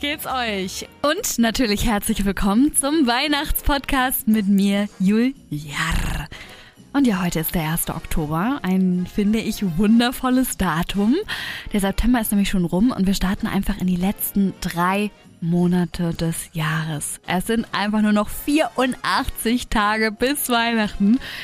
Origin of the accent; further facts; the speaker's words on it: Germany; now in Hamburg, Germany; bei uns in Deutschland